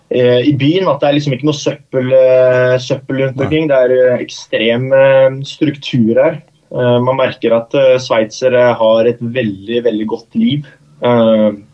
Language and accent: Norwegian; Oslo, Norway; moved away as an adult; now in Norrköping, Sweden; da jeg var hjemme i Oslo og, og møtte mor og far